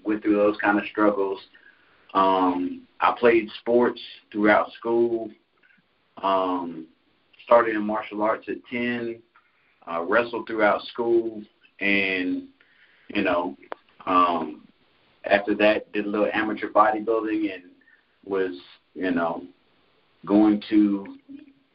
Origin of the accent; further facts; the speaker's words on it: Concord, North Carolina, United States; also born or lived in Jackson, Michigan; I'm originally from Jackson, Michigan, but I grew up in Concord, North Carolina.